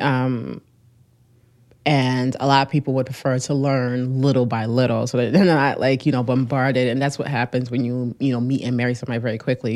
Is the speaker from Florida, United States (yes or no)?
no; Newark, New Jersey, United States; I grew up in Newark